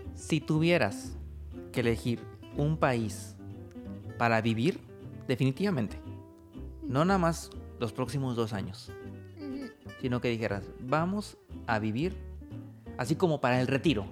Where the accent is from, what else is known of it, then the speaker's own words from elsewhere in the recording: Mexico; moved away as an adult; now in Oradea, Romania; yo soy mexicano, yo estoy casado con una rumana